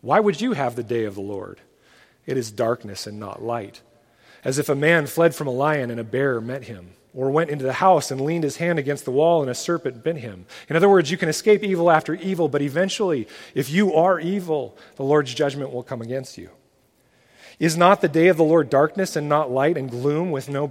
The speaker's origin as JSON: {"language": "English", "country": "United States", "said": "as an American parent"}